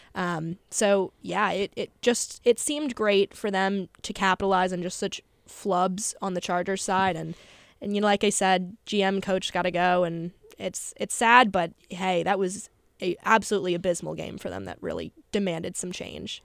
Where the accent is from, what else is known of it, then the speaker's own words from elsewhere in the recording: United States; I'm from Carolina